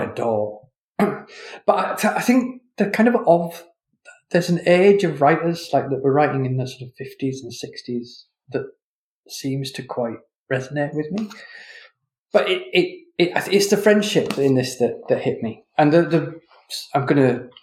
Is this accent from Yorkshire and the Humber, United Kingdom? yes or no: yes; Leeds, Yorkshire and the Humber, United Kingdom; I grew up in Leeds